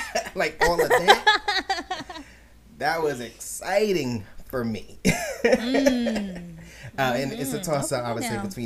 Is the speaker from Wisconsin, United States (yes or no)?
no; New York, United States; as a New Yorker